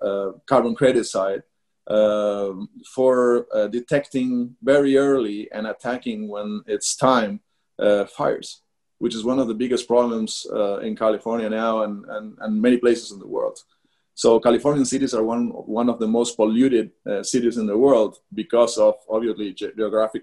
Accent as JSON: {"language": "English", "country": "Argentina", "also_born_or_lived": "Brazil / United States", "moved": "yes", "said": "we're coming from Argentina, very far away from everywhere"}